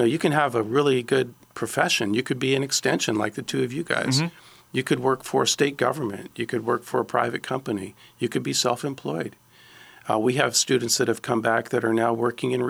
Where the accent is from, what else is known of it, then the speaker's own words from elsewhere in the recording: Ontario, Canada; now in Alabama, United States; I grew up in Ontario.